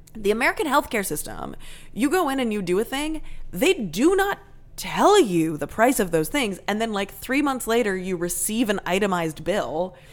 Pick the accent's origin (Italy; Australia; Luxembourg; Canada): Canada; now in United States; I am 100% Canadian, but my mom was born and raised in the States